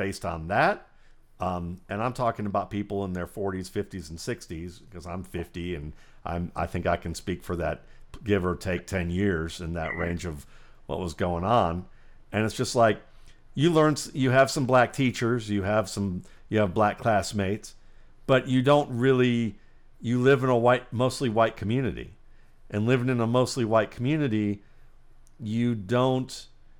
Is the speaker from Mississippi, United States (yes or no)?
no; Cleveland, Ohio, United States; moved away; also born or lived in Atlanta, Georgia; I grew up in Cleveland, Ohio, which is one of the most segregated places in the United States.